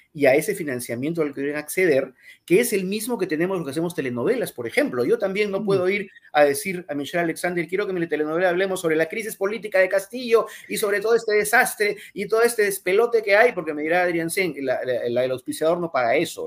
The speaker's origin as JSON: {"language": "Spanish", "country": "Peru"}